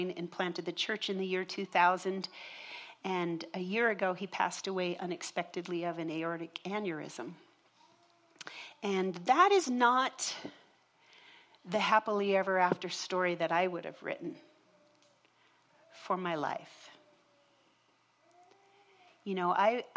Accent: Minnesota, United States; I grew up in Minnesota in a home, and we religiously attended church every Sunday

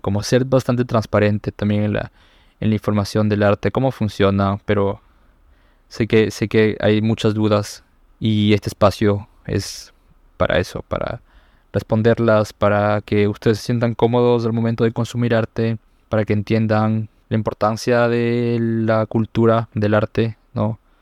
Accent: Ecuador; aquí en mi país

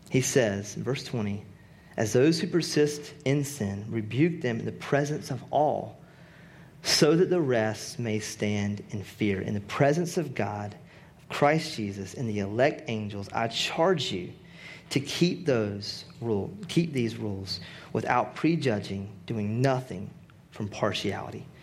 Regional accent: Rocky Mount, North Carolina, United States; I'm from Rocky Mount, North Carolina

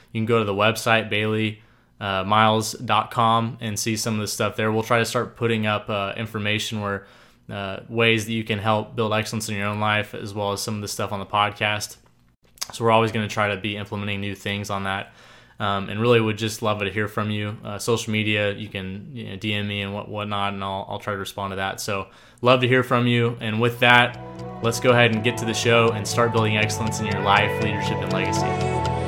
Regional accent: Tulsa, Oklahoma, United States; I grew up in Tulsa, Oklahoma

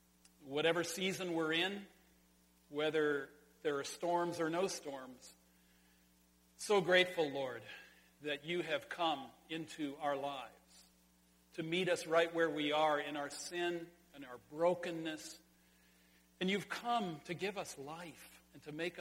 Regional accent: Sonora, California, United States; in California, in my hometown, at the Sonora High School swimming pool high dive.

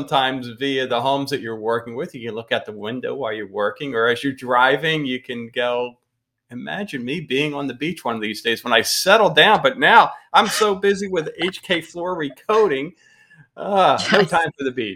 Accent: Pennsylvania, United States; now in the South, United States; We come from the North. We're from Pennsylvania

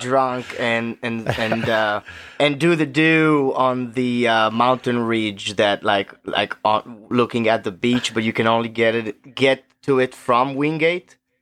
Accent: Israel; English is a second language; moved away as an adult; now in Memphis, United States; the way we grew up in Israel

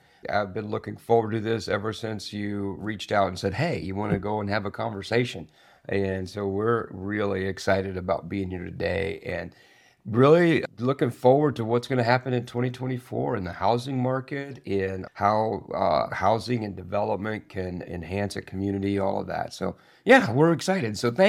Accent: Springfield, Missouri, United States; Springfield, Missouri.

